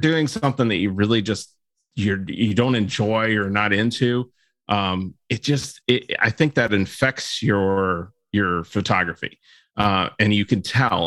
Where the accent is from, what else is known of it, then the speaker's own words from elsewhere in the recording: Florida, United States; growing up in Florida